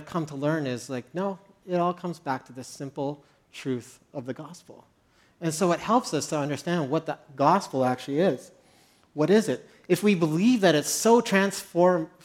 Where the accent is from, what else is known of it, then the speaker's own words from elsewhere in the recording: Medicine Hat, Alberta, Canada; moved away as an adult; now in Montreal, Canada; I grew up in Medicine Hat of 50,000.